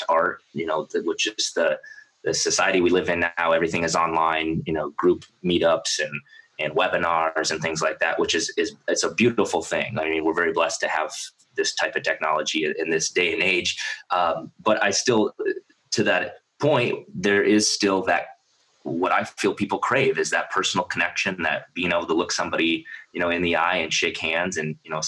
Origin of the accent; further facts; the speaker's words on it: South Dakota, United States; moved away; I grew up in South Dakota